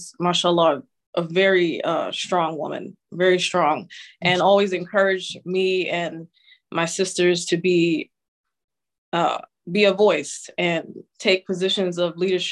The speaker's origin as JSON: {"language": "English", "town": "New York City", "region": "New York", "country": "United States", "tie": "born or raised there", "said": "I grew up in New York City and Queens, actually, Queens, New York City"}